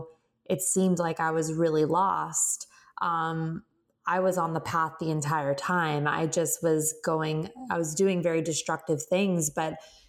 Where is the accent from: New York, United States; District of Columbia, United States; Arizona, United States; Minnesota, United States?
Arizona, United States; Phoenix; moved away as an adult; now in Southern California, United States; I'm born and raised in Phoenix, Arizona. I've lived in Southern California since I was about 18 years old